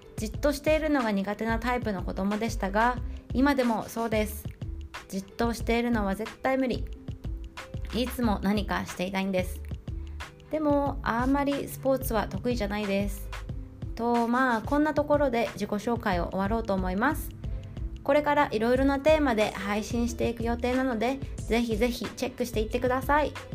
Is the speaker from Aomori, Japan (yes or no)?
no; Okayama, Japan; moved away as an adult; now in Australia; 私は日本の岡山県出身で今はオーストラリアに住んでいます